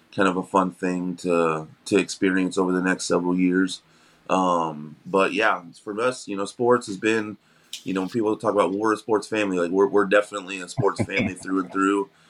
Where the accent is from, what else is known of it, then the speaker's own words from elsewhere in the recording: Missouri, United States; moved away as an adult; now in Florida, United States; we're originally from Missouri, but we moved down here um in 2020